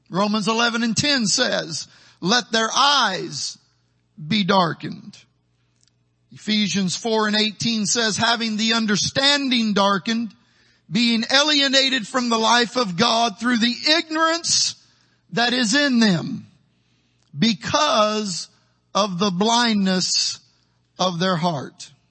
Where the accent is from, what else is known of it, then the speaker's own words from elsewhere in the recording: Midwest, United States; now in Texas, United States; Down in the valley, I'm a gringo from the Midwest. To all of you Texans, I'm a Yankee.